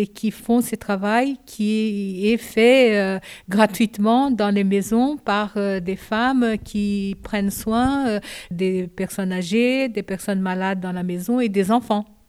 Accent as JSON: {"language": "French", "country": "Brazil", "tie": "born or raised there", "also_born_or_lived": "Japan", "second_language": "French", "moved": "as an adult", "lives_now": "France", "said": "je suis née au Japon. À l'âge de 5 ans, je suis allée au Brésil et j'ai resté au Brésil de 5 ans à 22 ans et j'ai fait toute ma scolarité au Brésil"}